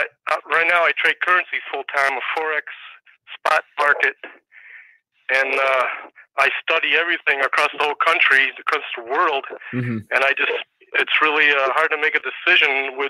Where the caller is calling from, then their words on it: Wisconsin, United States; I'm from Wisconsin.